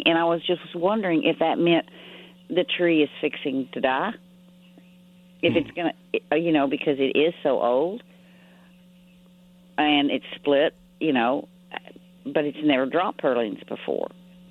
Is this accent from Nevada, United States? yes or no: no; Odessa, Texas, United States; Odessa. We used to make Christmas trees out of tumbleweeds.